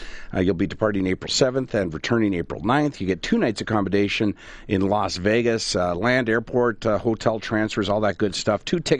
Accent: Canada; I am a Canadian entertainer, so there's always the hope that nobody knows who I am

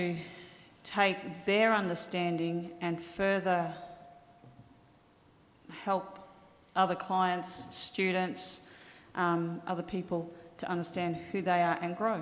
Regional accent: Torres Strait, Queensland, Australia; I come from the Torres Strait. I was raised by my grandmother

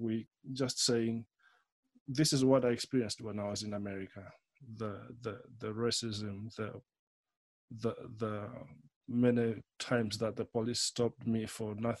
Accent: Malawi; moved away as an adult; also born or lived in Germany / Austria / Nottingham; I come from Malawi, somewhere in central Eastern Africa.

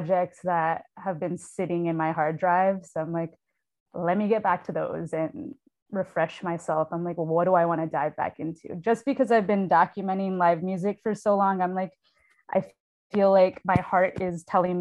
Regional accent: New York City, New York, United States; moved away as an adult; also born or lived in Lower East Side, New York City; now in San Antonio, United States; I was raised in New York City, born in San Antonio.

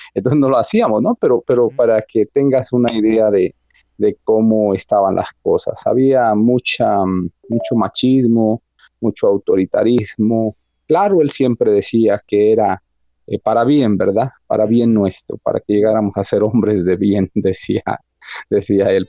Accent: Mexico City, Mexico; Yo nací en una de las colonias más ah, conflictivas hasta hoy de la Ciudad de México, la delegación Iztapalapa

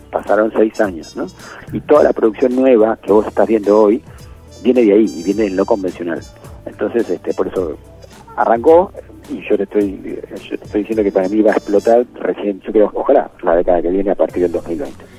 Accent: Argentina

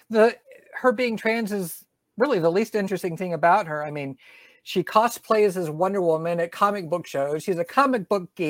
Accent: Southern US, United States; accent: Southern; they beat my southern accent out of me.

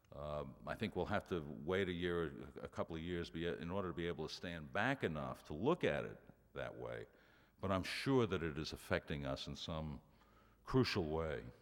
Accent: New York City, New York, United States; When I was growing up in Brooklyn, um, my entire neighborhood was dysfunctional

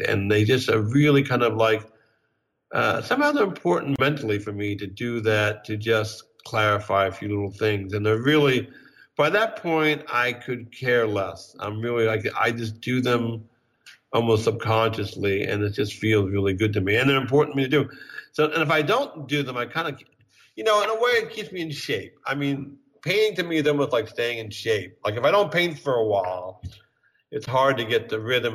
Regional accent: Bryn Mawr, Pennsylvania, United States; born or raised there; moved away as an adult; also born or lived in Kansas City; now in New York, United States

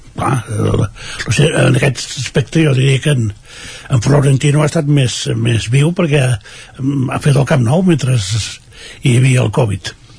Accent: Vic, Catalonia, Spain; nosaltres no som de Barcelona, som de Vic

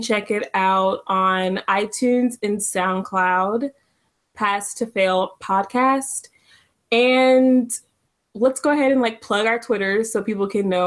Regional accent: Dallas, Texas, United States; me from Texas, from Dallas, Texas

